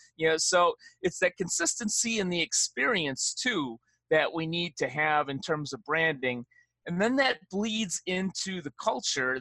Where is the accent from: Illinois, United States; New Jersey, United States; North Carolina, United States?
Illinois, United States; Chicago; moved away; I am a Chicago guy through and through